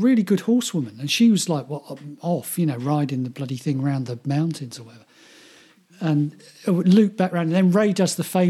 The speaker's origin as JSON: {"language": "English", "region": "England", "country": "United Kingdom", "said": "I'm from England."}